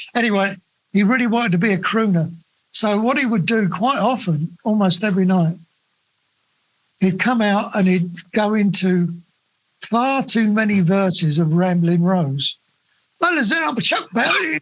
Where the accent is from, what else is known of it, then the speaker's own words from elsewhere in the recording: Luton, East of England, United Kingdom; also born or lived in Bedford; I grew up in Bedford uh, uh, and uh, and then my later years, well, I say later years, from about seven to leaving home at 15, I lived in Luton.